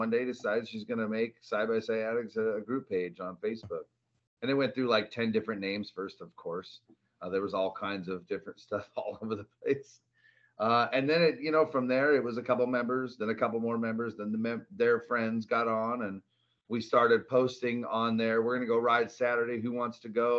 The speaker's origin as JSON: {"language": "English", "area": "a small town north of Seattle", "region": "Washington", "country": "United States", "tie": "born or raised there", "also_born_or_lived": "Arizona", "moved": "as an adult", "lives_now": "Phoenix, United States", "said": "grew up in Seattle, a little small town north of Seattle, Washington"}